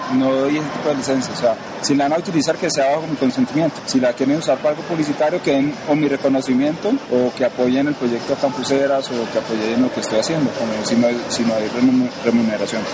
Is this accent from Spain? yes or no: no; Cali, Valle del Cauca, Colombia; moved away as an adult; now in Bogotá, Colombia; Yo vivo en Bogotá, Colombia, eso soy de Cali, yo estudié mi carrera de ingeniería allá